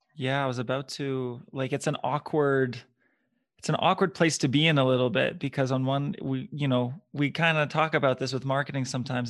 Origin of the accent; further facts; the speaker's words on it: Ottawa, Ontario, Canada; now in Edmonton, Canada; I'm from Ottawa originally